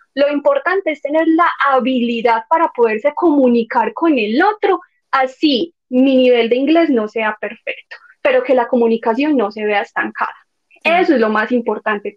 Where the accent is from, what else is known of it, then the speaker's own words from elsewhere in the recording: Medellín, Antioquia, Colombia; accent: paisa; also born or lived in Netherlands; yo soy paisa, y yo soy de Medellín, y ustedes me escuchan y van a saber que yo soy de Medellín